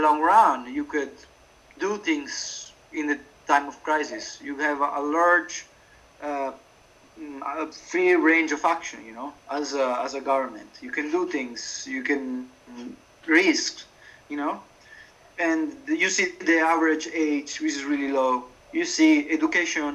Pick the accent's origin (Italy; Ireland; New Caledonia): Italy; English is a second language; moved away as an adult; now in Warsaw, Poland; in my hometown, there's a big shopping mall where there was, when I was a kid, it was incredibly dynamic and active